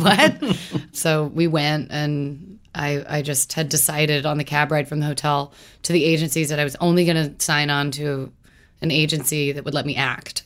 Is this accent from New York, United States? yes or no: no; Louisville, Kentucky, United States; moved away; growing up in Louisville